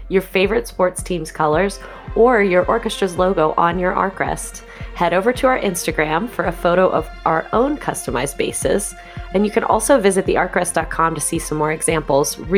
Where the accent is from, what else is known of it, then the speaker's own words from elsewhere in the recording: Caracas, Capital District, Venezuela; first language Spanish; English is a second language; moved away as an adult; now in Philadelphia area, United States; So I was born in Venezuela in Caracas